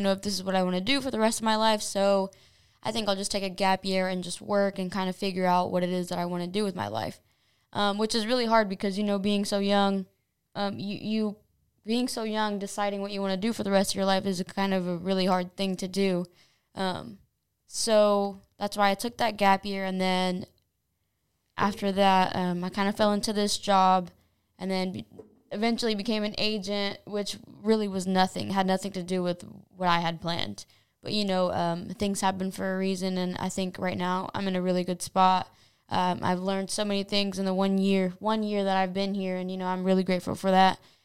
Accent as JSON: {"language": "English", "town": "Anderson", "region": "Indiana", "country": "United States", "tie": "born or raised there", "said": "I was born in Indianapolis, but raised in Anderson. I've lived in Anderson my whole life."}